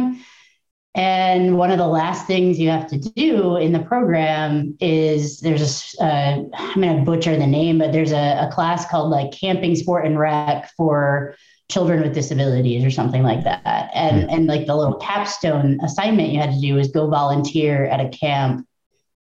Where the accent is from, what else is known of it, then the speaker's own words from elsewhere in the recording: Midwest, United States; now in Georgia, United States; I'm from the Midwest